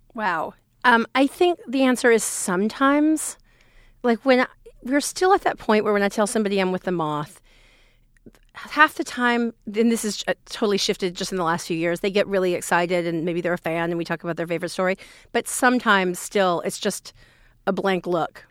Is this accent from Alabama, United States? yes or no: yes; rural Alabama, United States; I grew up in the South, in the, in rural Alabama